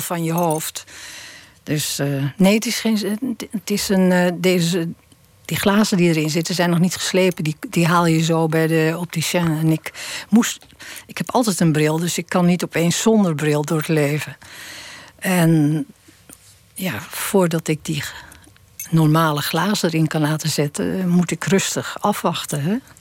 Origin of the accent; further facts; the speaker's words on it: Texel, North Holland, Netherlands; moved away; ik leefde in de oorlog. Ik kom van Tessel